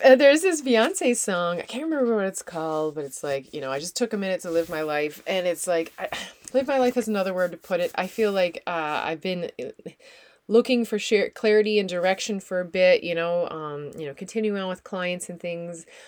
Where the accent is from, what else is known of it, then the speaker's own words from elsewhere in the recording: Newfoundland and Labrador, Canada; also born or lived in Netherlands; now in New Brunswick, Canada; I am a Newfoundlander and Canadian.